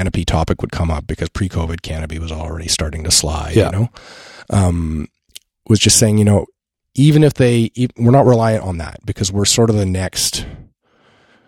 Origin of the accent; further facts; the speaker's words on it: Ottawa, Ontario, Canada; moved away as an adult; now in Smiths Falls, Canada; I'm originally from Ottawa